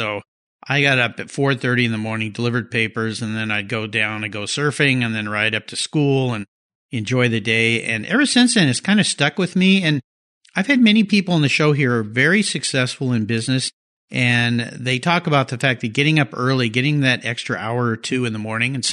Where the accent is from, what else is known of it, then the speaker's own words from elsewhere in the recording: Southern California, United States; I grew up in Southern California, where there were a lot of great cars, nice cars